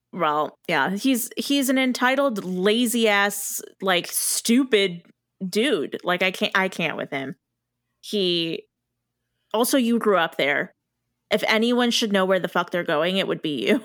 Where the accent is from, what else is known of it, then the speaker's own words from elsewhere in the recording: United States; as an American who doesn't watch Italian media